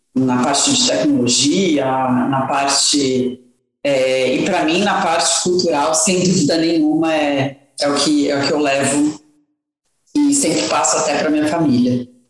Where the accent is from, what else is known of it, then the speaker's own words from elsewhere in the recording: Brazil; moved away as an adult; nós, como brasileiros